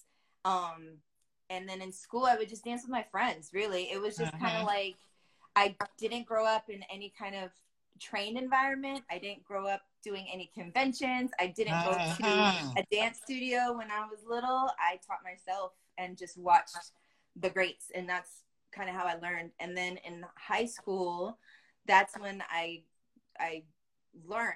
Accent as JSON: {"language": "English", "town": "Los Angeles", "region": "California", "country": "United States", "tie": "born or raised there", "accent": "Valley girl", "said": "I was born in Hollywood, California, if you didn't know. Like, just, I haven't left. I'm still here"}